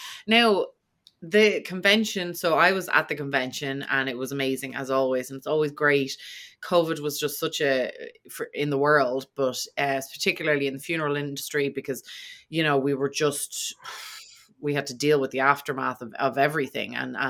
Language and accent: English; Ireland; being from Ireland, history is huge and we've so much of it.